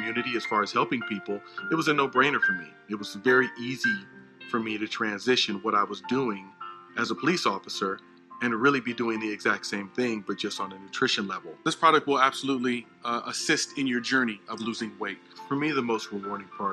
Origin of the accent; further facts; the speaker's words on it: Los Angeles, California, United States; I am born and raised in Southern California. I grew up in this neighborhood, as a matter of fact, right up the street. I've been a police officer in the city of Los Angeles